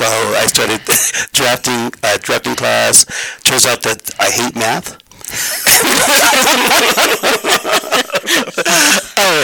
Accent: Denver, Colorado, United States; I was born and raised here in Denver, Colorado

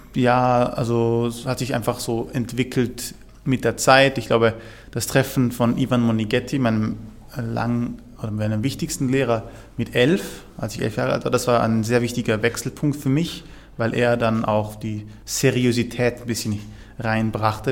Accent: Vorarlberg, Austria; moved away; also born or lived in Basel; ich bin ja in Vorarlberg aufgewachsen

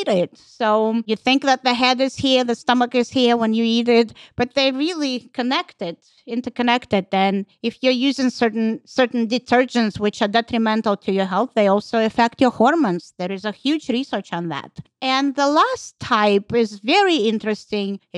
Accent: Russia; moved away; I'm from Russia

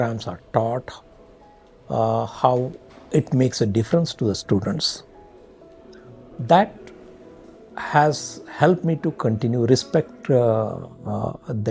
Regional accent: Karnataka, India; moved away; I'm from Karnataka.

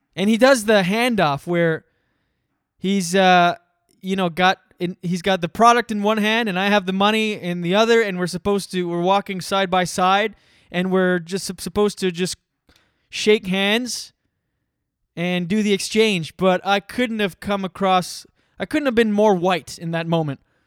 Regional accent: Canada; moved away as an adult; I'm from Canada. I just moved here

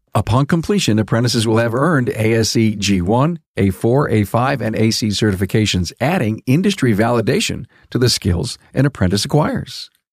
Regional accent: Buffalo, New York, United States; He's from my hometown

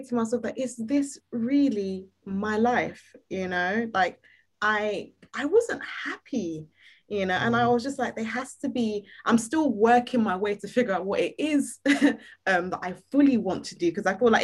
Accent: Nigeria; I'm Nigerian

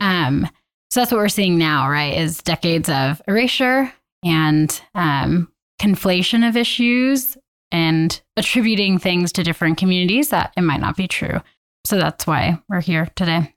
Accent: Southern California, United States; moved away as an adult; now in Spokane, United States; I'm from Southern California, moved up to Spokane in twenty fourteen to go to Whitworth University

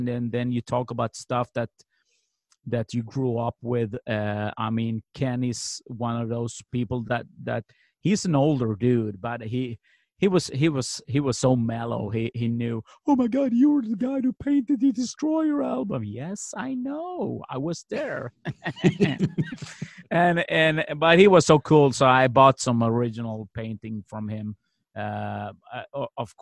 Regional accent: Sweden; we're two kids from Sweden

